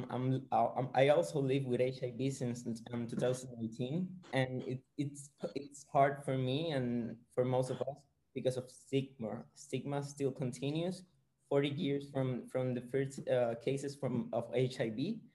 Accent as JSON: {"language": "English", "town": "San Juan", "country": "Puerto Rico", "said": "I'm from San Juan, Puerto Rico."}